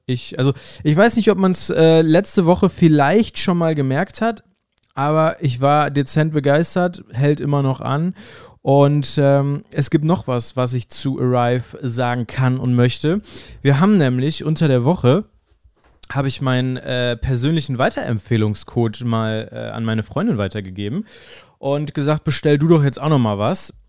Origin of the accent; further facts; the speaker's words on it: North Rhine-Westphalia, Germany; hier bei uns in NRW